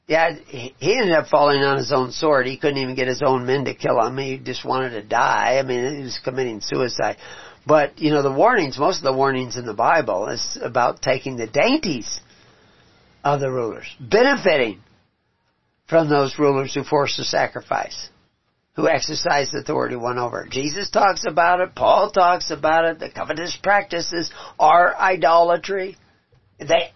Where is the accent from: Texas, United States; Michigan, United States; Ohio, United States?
Texas, United States; also born or lived in Omaha, Nebraska; I was raised in Texas